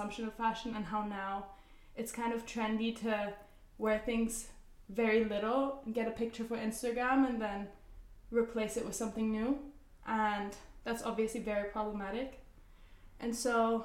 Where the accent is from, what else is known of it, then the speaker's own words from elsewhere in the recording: Zurich, Switzerland; moved away; the life that we have in Switzerland, we grew up in Zurich